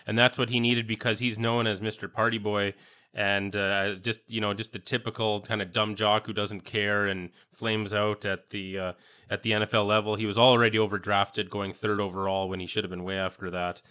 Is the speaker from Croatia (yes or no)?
no; Saskatchewan, Canada; growing up in Saskatchewan